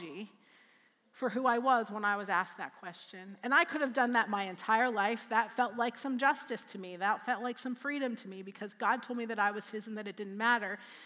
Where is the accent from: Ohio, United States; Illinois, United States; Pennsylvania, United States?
Pennsylvania, United States; Altoona; moved away; also born or lived in Columbus; I was born and raised in Altoona.